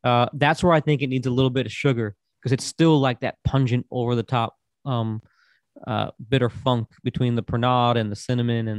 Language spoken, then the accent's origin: English; Florida, United States; accent: East Coast American; moved away as an adult; also born or lived in New York State; now in Tennessee, United States; I was born in New York State, and I grew up through most of my childhood in Florida, my teenage years, my 20s in Florida, came to Tennessee. later in life